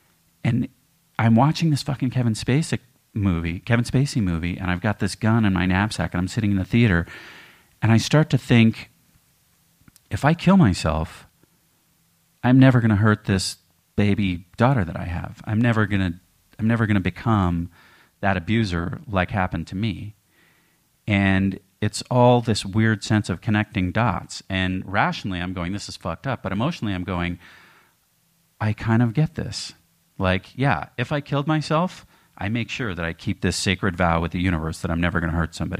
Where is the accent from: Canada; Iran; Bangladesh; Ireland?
Canada; moved away; being Canadian